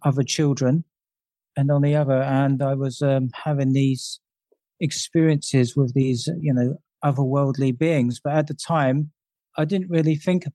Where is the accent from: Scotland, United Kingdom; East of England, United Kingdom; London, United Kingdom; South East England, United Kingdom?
London, United Kingdom; I grew up in London and during the 70s